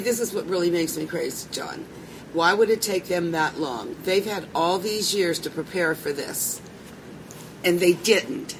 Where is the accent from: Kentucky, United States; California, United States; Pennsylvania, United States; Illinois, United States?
Pennsylvania, United States; Pittsburgh; I'm from Pittsburgh